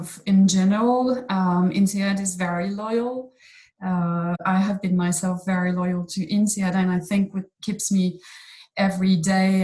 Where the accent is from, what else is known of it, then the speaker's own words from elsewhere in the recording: Fontainebleau, Île-de-France, France; moved away as an adult; also born or lived in Boston / Brazil; I was born here in Fontainebleau. And studied and as in college and high school in the region